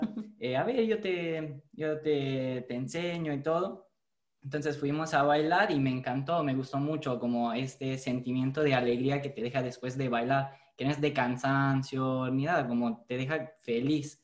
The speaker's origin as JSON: {"language": "Spanish", "country": "Italy", "second_language": "Spanish", "said": "soy italiano. De hecho, el español no es mi, mi primer idioma"}